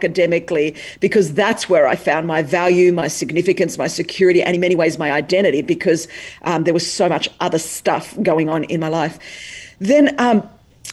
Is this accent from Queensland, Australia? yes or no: no; Sydney, New South Wales, Australia; accent: Australian; I was born in Sydney, Australia. That's the accent.